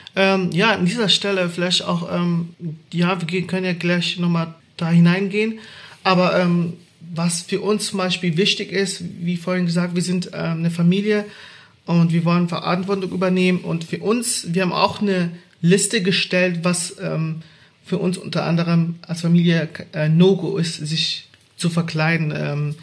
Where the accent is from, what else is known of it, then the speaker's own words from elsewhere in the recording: Baden-Württemberg, Germany; Ich bin in Baden-Württemberg groß geworden